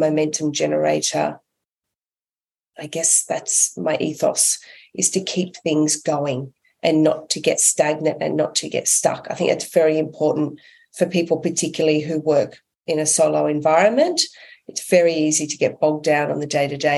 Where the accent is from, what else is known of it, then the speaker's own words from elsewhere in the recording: Australia; I'm an Aussie.